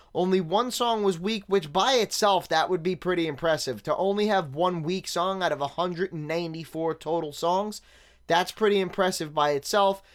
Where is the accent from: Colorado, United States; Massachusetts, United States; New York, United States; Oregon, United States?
New York, United States; New York City; Growing up in Staten Island in the nineties